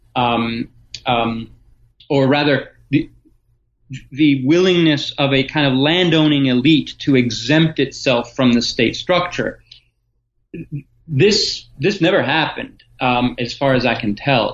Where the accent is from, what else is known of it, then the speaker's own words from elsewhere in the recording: Athens, Attica, Greece; moved away as an adult; also born or lived in Michigan, United States; now in Ohio, United States; born in Athens, Greece, uh, in 1971 during the dictatorship. Um, my mother is American, my father is Greek, so I grew up bilingual in Athens